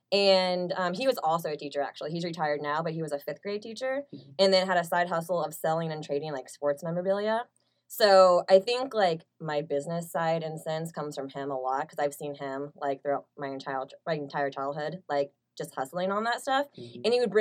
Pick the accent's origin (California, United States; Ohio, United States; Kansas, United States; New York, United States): Kansas, United States; Overland Park; So I kind of been here my whole life. So I was like raised in like the Overland Park, Lenexa area.